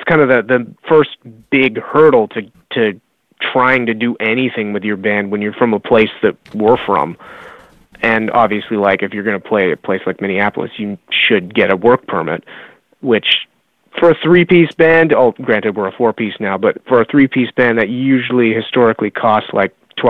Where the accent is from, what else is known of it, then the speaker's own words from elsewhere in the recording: Canada; a Canadian band